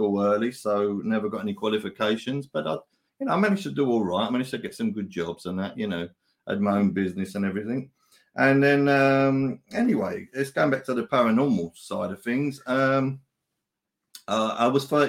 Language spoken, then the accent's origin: English; London, United Kingdom; I was born in the East End of London and in a place called Plaistow. It's a tough area and you have to learn to fight